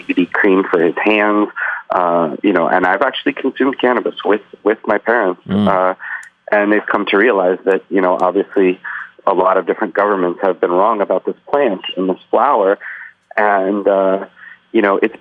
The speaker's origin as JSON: {"language": "English", "town": "Boston", "region": "Massachusetts", "country": "United States", "tie": "born or raised there", "also_born_or_lived": "Leningrad (St. Petersburg), Russia / New York City, United States", "moved": "as an adult", "said": "I grew up in the Boston area and then moved to New York City around 1995, 96"}